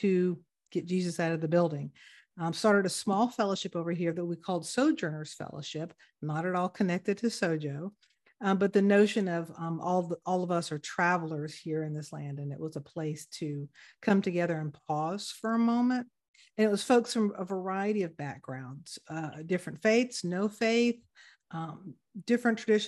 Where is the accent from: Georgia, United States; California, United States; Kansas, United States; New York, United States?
Georgia, United States; Atlanta; moved away as an adult; now in Netherlands; originally born and raised in Atlanta